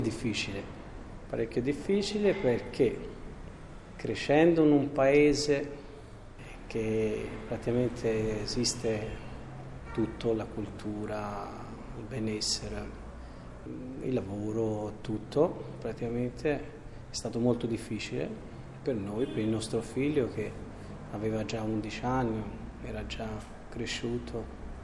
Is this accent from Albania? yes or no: yes; Albania; moved away as an adult; also born or lived in Siena, Italy; siamo venuti in Albania, siamo sposati in una chiesa del mio paese